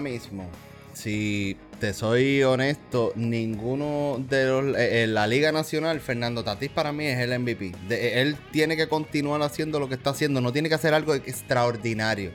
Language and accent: Spanish; Puerto Rico; nosotros somos puertorriqueños